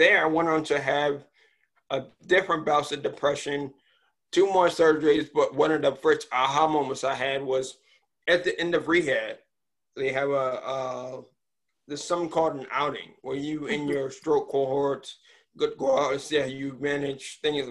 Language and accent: English; Richmond, Virginia, United States; born there; also born or lived in Maryland; I was born in Richmond, Virginia. Moved to Upper Marlboro, Maryland, which is where I currently am.